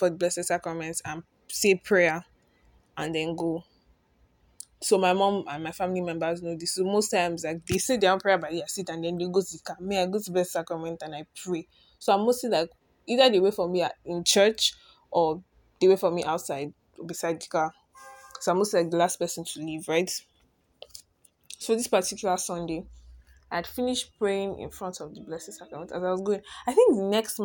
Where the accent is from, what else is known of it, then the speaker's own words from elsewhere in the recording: Lagos, Nigeria; I'm simply Nigerian, born and bred in Lagos State